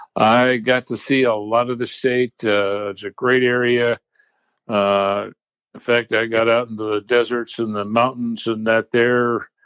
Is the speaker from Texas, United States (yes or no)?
no; Boise, Idaho, United States; moved away as an adult; also born or lived in Pocatello, Idaho / San Diego / California; I was born in Boise, Idaho, and spent up through high school and starting college in Idaho, joined the Navy, and basically left Idaho almost over 50 years ago, and really haven't lived there since.